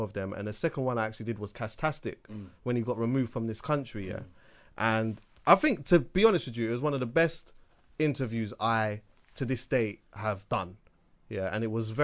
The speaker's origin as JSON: {"language": "English", "country": "United Kingdom", "tie": "born or raised there", "said": "as a Jamaican, I've been to Jamaica a bunch of different times, but I was born here"}